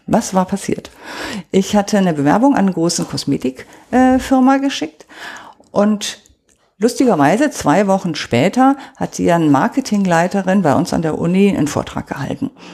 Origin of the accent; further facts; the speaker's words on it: Oberbergischer Kreis, near Cologne, North Rhine-Westphalia, Germany; moved away as an adult; now in Munich, Germany; Das ist der Ort, wo ich aufgewachsen bin.